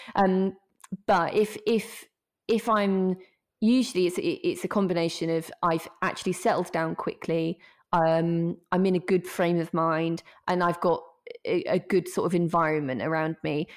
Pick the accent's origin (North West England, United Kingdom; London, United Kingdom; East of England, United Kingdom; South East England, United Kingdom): East of England, United Kingdom; Norfolk; I'm from Norfolk, um, and we've got a bit of a reputation in Norfolk